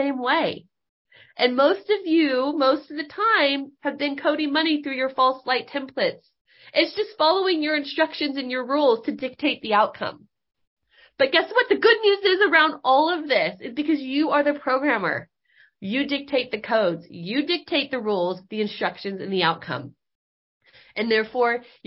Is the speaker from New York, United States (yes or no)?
no; Northern California, United States; moved away; we grew up in Northern California